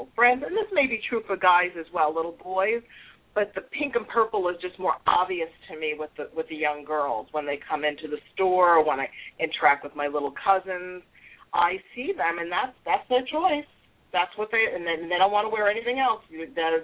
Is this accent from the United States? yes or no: yes; New York, United States; accent: New York; now in South Florida, United States; I'm a New York Italian girl, in case you didn't pick up by my accent of the New York part. But I've been in Florida, South Florida, for many years.